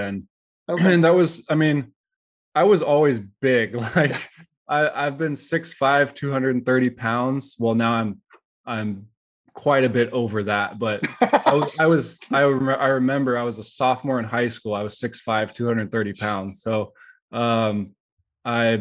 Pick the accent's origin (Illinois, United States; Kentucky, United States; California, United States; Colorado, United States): California, United States; San Jose; I was born and raised in San Jose